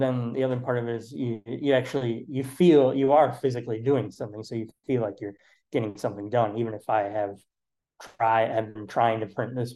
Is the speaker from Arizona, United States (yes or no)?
no; Wauconda, Illinois, United States; now in Chicago, United States; I grew up in the Chicagoland area, like out past like the northwest suburbs in a town called Wakanda